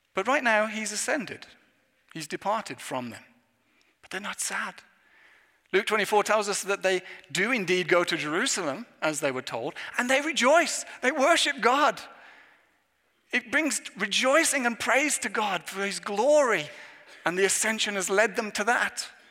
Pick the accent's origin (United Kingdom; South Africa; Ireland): United Kingdom; England; moved away; as an Englishman